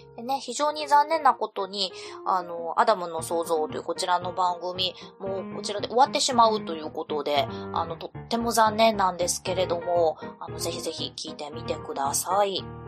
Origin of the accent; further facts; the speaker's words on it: Kansai, Japan; moved away as an adult; also born or lived in Fukuoka; now in Kyoto, Japan; 私も主人も関西の出身ではあるんですけれども